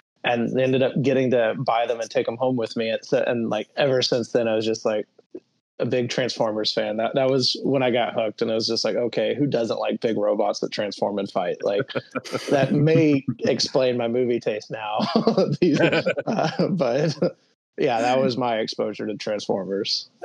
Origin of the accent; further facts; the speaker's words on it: Alabama, United States; the house that we grew up in there in Alabama